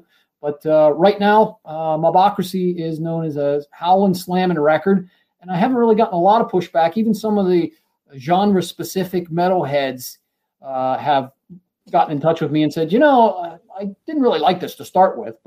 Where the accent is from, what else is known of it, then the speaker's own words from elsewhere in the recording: Central Pennsylvania, United States; moved away as an adult; also born or lived in Philadelphia area; now in Philadelphia, United States; I grew up in Central Pennsylvania